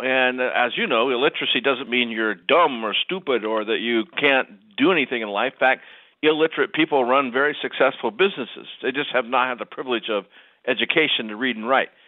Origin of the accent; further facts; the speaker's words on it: Ohio, United States; I grew up in Ohio